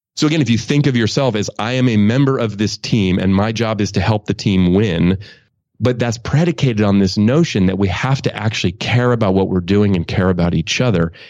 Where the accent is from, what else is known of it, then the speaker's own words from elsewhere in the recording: Oakland, California, United States; I grew up in Oakland.